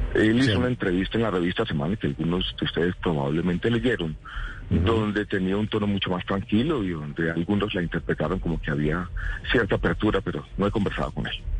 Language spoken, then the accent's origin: Spanish; Paisa, Antioquia, Colombia; yo crecí en una familia paisa